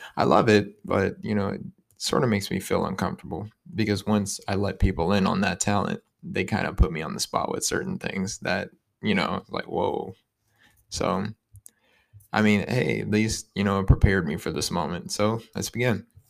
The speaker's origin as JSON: {"language": "English", "town": "Youngstown", "region": "Ohio", "country": "United States", "said": "I'm from Youngstown, Ohio, twenty-one years old"}